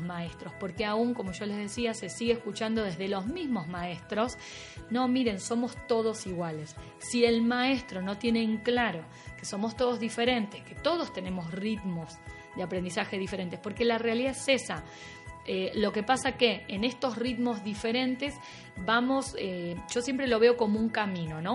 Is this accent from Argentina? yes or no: yes; Buenos Aires, Argentina; accent: Argentine; moved away; yo soy argentina, claramente van a escuchar esta tonada un poquito rara.